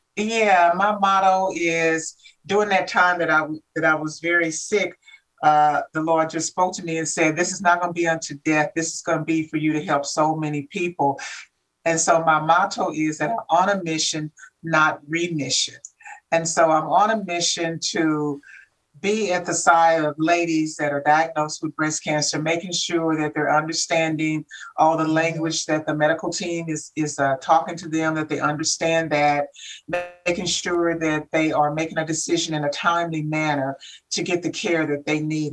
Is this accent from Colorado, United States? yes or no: no; Kansas City, Missouri, United States; moved away; I'm from Kansas City, Missouri.